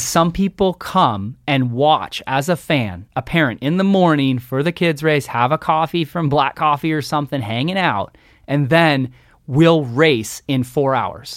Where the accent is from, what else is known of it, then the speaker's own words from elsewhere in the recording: Redmond, Washington, United States; I grew up in Redmond, Washington, the bicycle capital of Washington State